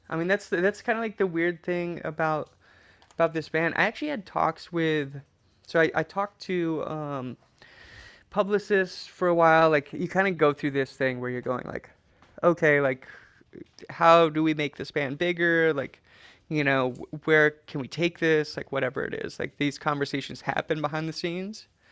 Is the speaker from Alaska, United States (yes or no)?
yes; Trapper Creek, Alaska, United States; moved away; we lived in a cabin in Trapper Creek